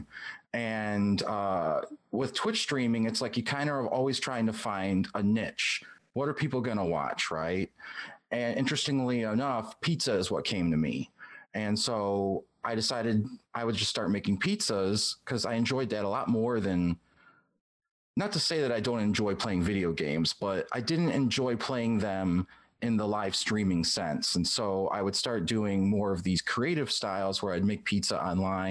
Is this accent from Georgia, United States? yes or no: no; Detroit, Michigan, United States; now in Atlanta, United States; I grew up in the Detroit area.